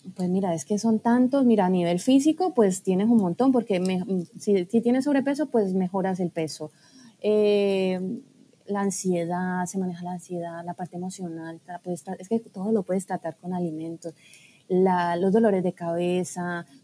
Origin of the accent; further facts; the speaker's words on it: Colombia; moved away as an adult; also born or lived in Barcelona; empecé eh, pues mis estudios en Colombia, que fue donde yo nací, y allí fue donde empecé a estudiar